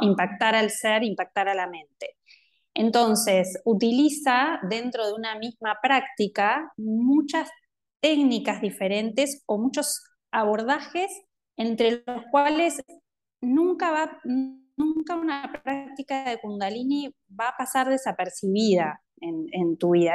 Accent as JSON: {"language": "Spanish", "region": "Montevideo", "country": "Uruguay", "tie": "born or raised there", "said": "soy de Montevideo, eh, nací en Uruguay y crecí acá."}